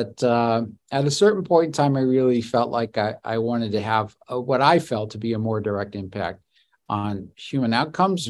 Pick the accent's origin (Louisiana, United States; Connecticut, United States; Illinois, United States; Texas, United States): Louisiana, United States; New Orleans; moved away; my family's from New Orleans. I was born and raised in Louisiana